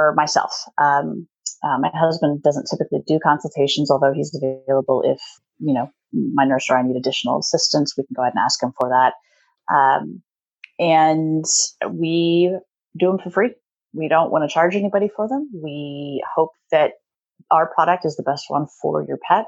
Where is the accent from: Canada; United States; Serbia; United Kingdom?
United States; Midwest; moved away as an adult; also born or lived in Oklahoma; now in Pacific Northwest, United States; We grew up in the Midwest, and I went to school there at Oklahoma State University. And then as soon as we graduated, we decided we needed to come up to the Pacific Northwest